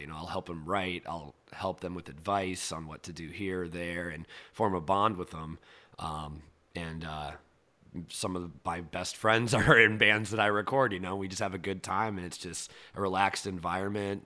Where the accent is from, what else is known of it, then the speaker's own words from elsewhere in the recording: Cedar Rapids, Iowa, United States; moved away; growing up in Iowa